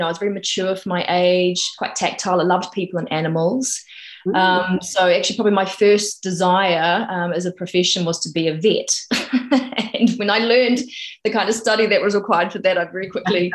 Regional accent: New Zealand; born or raised there; moved away as an adult; now in United Kingdom

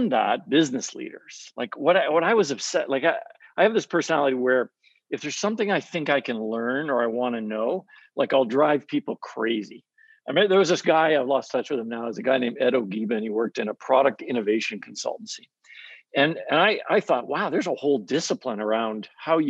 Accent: Canada; I grew up in Canada, half my family's American, half Canadian

